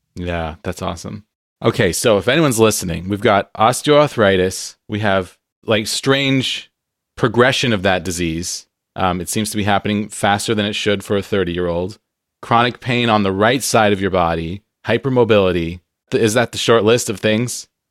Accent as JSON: {"language": "English", "town": "San Diego", "region": "California", "country": "United States", "moved": "yes", "lives_now": "Pacific Northwest, United States", "said": "I'm from San Diego where it's sunny all the time"}